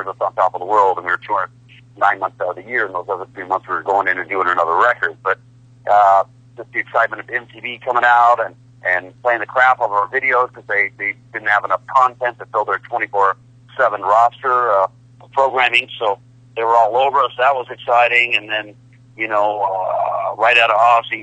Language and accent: English; San Francisco Bay Area, California, United States; my hometown here in the San Francisco Bay Area